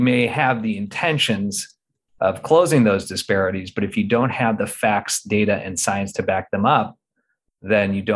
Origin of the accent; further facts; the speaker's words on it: Midwest, United States; also born or lived in Northeast US; now in Portland, United States; growing up in the Midwest, living in the Northeast, and now settled here with a family in the Pacific Northwest